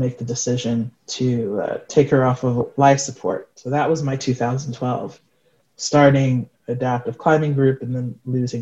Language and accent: English; New York City, New York, United States; native of New York City